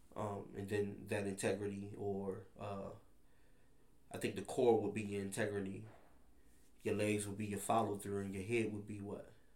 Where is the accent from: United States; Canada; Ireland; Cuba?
United States; Baltimore, Maryland; growing up in Baltimore